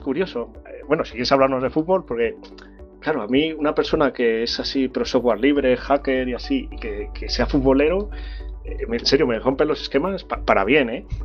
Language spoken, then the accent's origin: Spanish; Salamanca, Castile and León, Spain; Yo soy de Salamanca ciudad